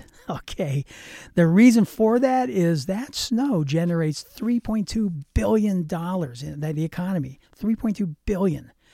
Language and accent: English; Pittsburgh, Pennsylvania, United States; now in Grass Valley, United States; I lived, I grew up in Pittsburgh, Pennsylvania